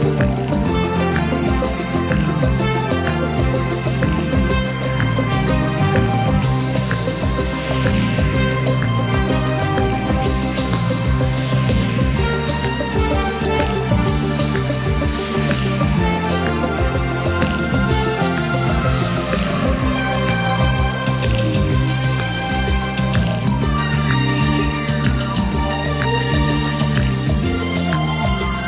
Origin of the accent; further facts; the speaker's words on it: Shropshire, West Midlands, United Kingdom; I'm from Shropshire